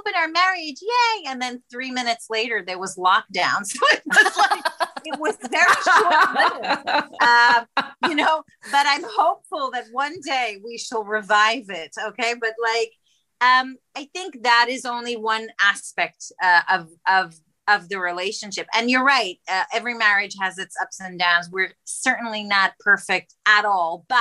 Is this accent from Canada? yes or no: no; Israel; moved away; I come from Israel originally